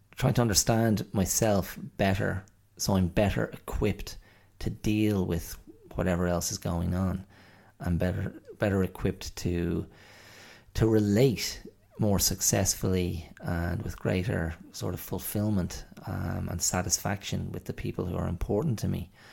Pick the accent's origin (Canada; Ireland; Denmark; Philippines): Ireland; we Irish people. I mean, in Ireland, you know, we, we consumed a huge amount of American content